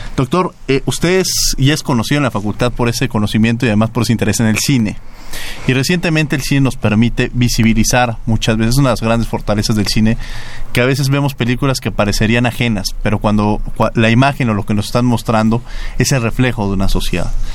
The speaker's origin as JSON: {"language": "Spanish", "country": "Mexico"}